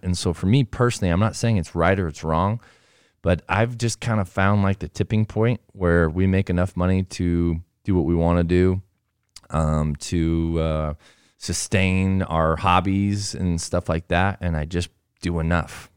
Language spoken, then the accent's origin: English; Southern California, United States; now in Alpine, Utah, United States; I grew up in Southern California